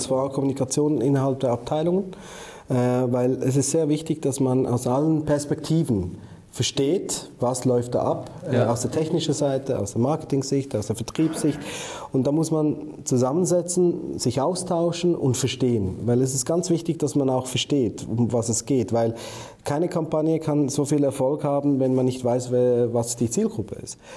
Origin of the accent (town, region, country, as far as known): Switzerland